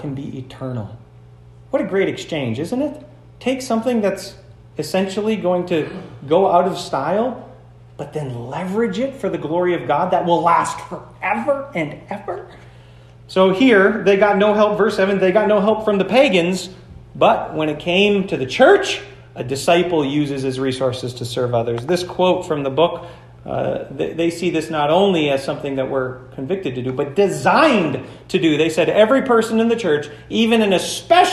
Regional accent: United States; we all do as American Christians

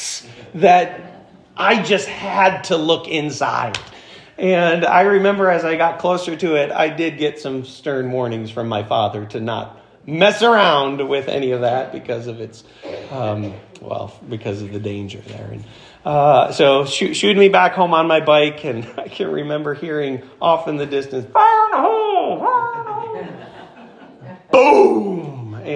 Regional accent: Florence, United States; When I was growing up in Florence

